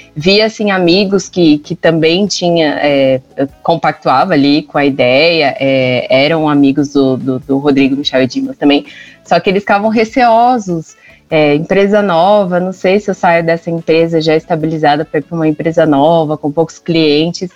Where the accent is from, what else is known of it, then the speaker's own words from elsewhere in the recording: São Paulo, Brazil; Isso, sou de São Paulo. Paulistana